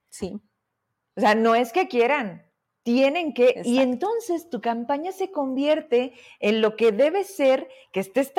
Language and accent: Spanish; Fresnillo, Zacatecas, Mexico; Te digo que yo sé que en algún momento nos habíamos visto fuera de una entrevista, porque además somos de Fresnillo